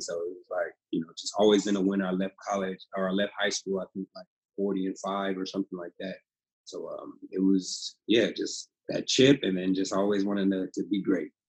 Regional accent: Pasadena, California, United States; moved away; also born or lived in Oregon; I'm from Pasadena, California, uh, born and raised there

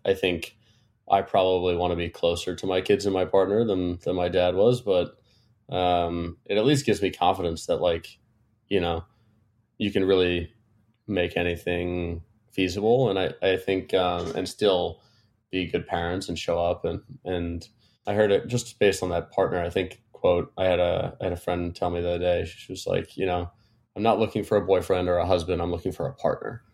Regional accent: Connecticut, United States; moved away as an adult; also born or lived in Cyprus / London; now in New York City, United States; I was born in New York City and grew up for the most part in Connecticut, an hour from the city

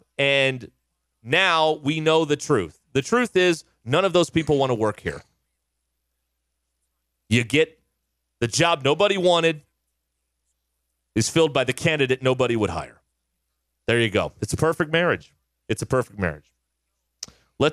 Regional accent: Arkansas, United States; born or raised there

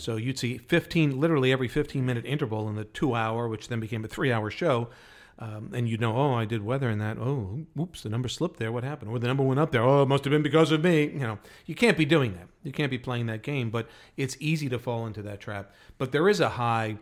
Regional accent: New York, United States; Got to do it in New York, in our hometowns

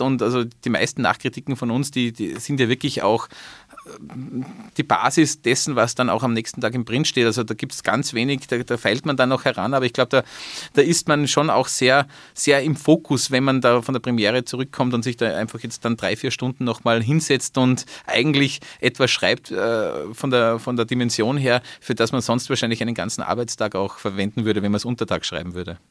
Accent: Salzburg, Austria; als Salzburger

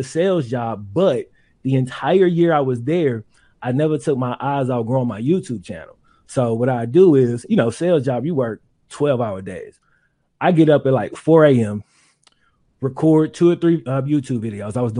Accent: Mississippi, United States; I grew up in Mississippi

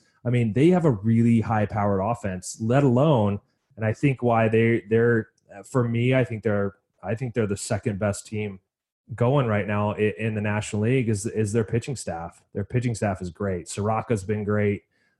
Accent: Euclid, Ohio, United States; I was born in Cleveland, Euclid, Ohio, so I got some roots there.

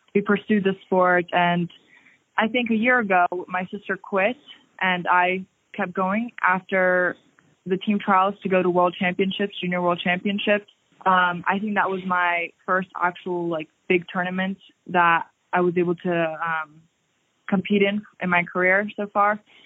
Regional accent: Largo, Florida, United States; I'm from Florida, the city of Largo

